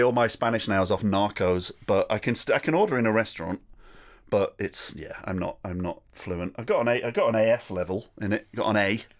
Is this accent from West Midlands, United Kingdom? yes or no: no; Rochdale, North West England, United Kingdom; also born or lived in Manchester; I was born in Rochdale